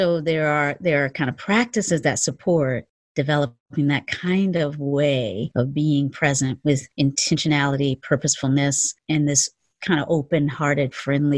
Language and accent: English; the South, United States; We were both born and raised in the South